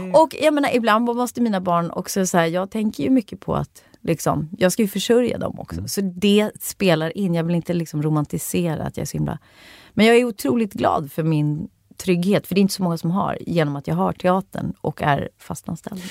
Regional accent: Rotebro, Stockholm County, Sweden; also born or lived in Hornstull, Stockholm; jag är uppvuxen i Rotebro

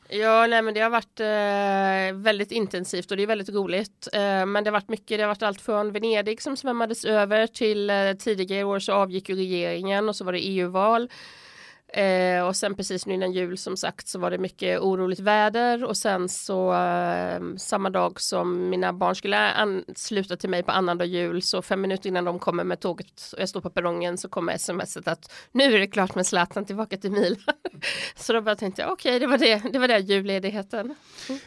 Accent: Sweden; moved away as an adult; now in Italy; hemma i Sverige

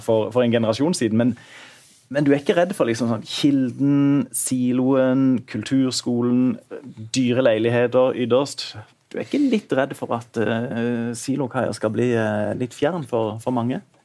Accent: Kristiansand, Agder, Norway; jeg er fra Vågsbygda, og i den tida hvor jeg vokste opp

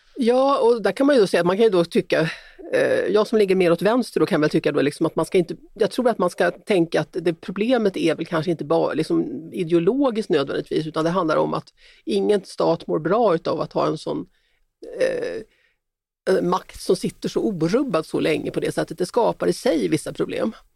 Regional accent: Sweden; som svensk

